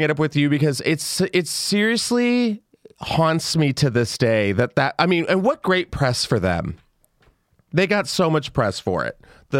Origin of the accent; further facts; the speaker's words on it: the South, United States; Do I know what a flipper is? I'm from the South. I know a pageant queen when I see one.